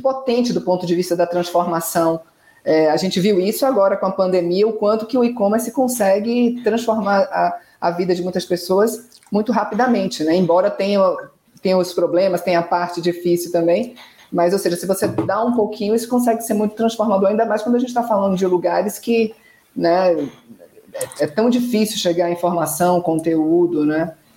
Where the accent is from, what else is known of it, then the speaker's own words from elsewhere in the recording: Salvador, Bahia, Brazil; eu que sou de Salvador